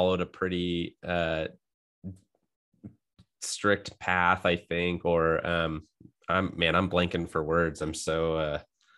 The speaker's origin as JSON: {"language": "English", "region": "California", "country": "United States", "tie": "born or raised there", "also_born_or_lived": "New Jersey / Utah", "moved": "yes", "lives_now": "Idaho, United States", "said": "I grew up in California, spent some time in New Jersey. And so I've been all over the States, and school in Utah, and living up in Idaho now"}